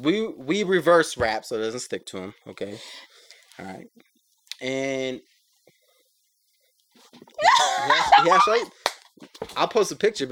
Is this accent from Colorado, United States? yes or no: yes; Denver, Colorado, United States; I grew up in Denver, and Halloween was usually cold as fuck.